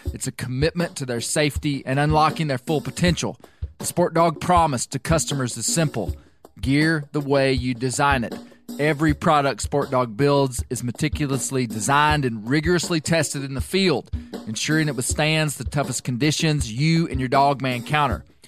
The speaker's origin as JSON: {"language": "English", "region": "Arkansas", "country": "United States", "tie": "born or raised there", "said": "I'm a seventh generation Arkansan, born and raised in Arkansas"}